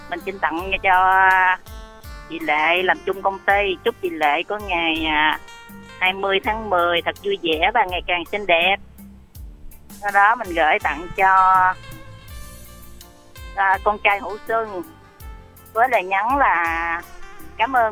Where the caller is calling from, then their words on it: Ho Chi Minh City, Vietnam; mình đến từ thành phố Hồ Chí Minh.